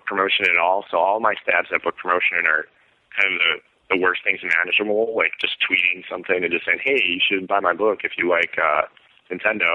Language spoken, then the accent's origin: English; Scranton, Pennsylvania, United States; also born or lived in Pittsburgh, Pennsylvania; now in Indianapolis, United States; I'm originally from Scranton, Pennsylvania, but I was coming from Pittsburgh, where I've lived the last 5 years before this